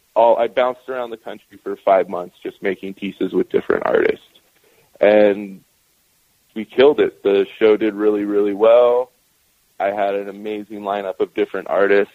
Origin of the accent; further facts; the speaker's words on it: Northern California, United States; also born or lived in Post Falls, Idaho / Spokane, Washington / Seattle, Washington; now in Oregon, United States; I grew up in Northern California